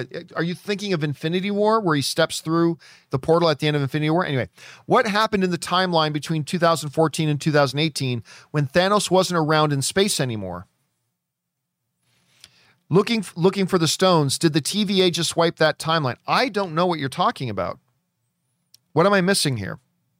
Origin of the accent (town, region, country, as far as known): New York, United States; born or raised there